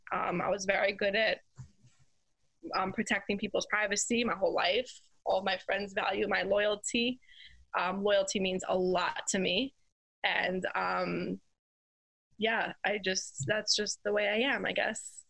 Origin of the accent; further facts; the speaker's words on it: New York City, New York, United States; I grew up in Crown Heights, Brooklyn, New York